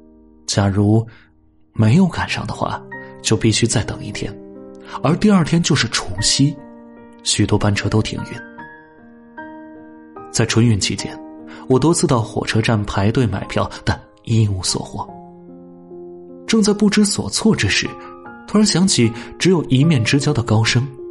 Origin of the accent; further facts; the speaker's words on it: Jiangxi, China; 再从韶关转跨省际公路客运到江西信丰。当然，从信丰县到我老家还有七十公里的山路。